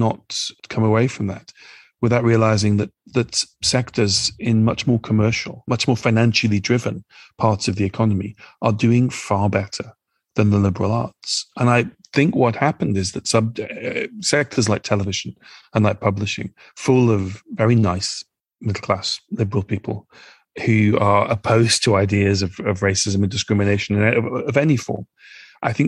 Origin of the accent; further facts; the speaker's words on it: United Kingdom; also born or lived in Nigeria; as somebody who's British